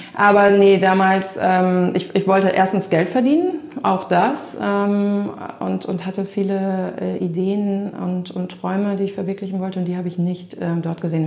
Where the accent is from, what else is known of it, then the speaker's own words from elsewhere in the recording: Melle, Lower Saxony, Germany; moved away as an adult; also born or lived in Düsseldorf / Cape Town; ich bin in Melle groß geworden ähm, als älteste von vier Kindern. Ähm, Melle ist bei Osnabrück